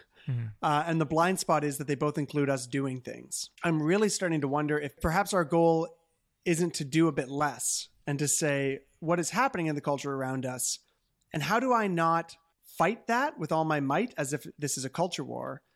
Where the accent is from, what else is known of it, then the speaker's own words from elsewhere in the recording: Canada; as a Canadian